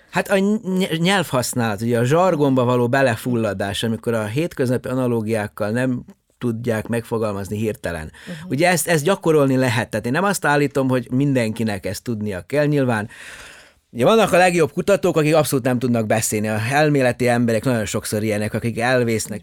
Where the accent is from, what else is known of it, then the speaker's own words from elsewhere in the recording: Subotica, Vojvodina, Serbia; first language Hungarian; moved away as an adult; also born or lived in Horgoš, Serbia / Sydney, Australia; now in Hungary; én Jugoszláviában születtem, ugye egész pontosan Szabadkán születtem